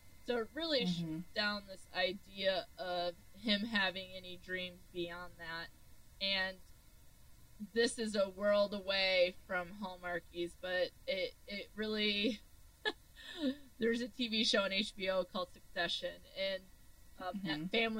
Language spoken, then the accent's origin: English; Michigan, United States; growing up in Michigan, this might be stereotypical